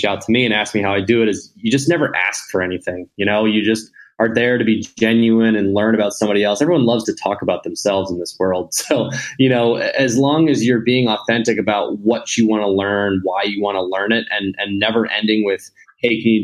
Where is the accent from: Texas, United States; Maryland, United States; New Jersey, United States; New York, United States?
Maryland, United States; Baltimore; also born or lived in Mississippi; Born and raised in Baltimore, Maryland